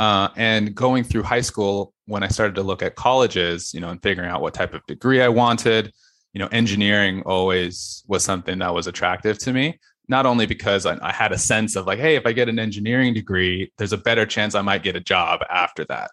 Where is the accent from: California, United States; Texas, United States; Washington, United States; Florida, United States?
California, United States; Fallbrook; North County, San Diego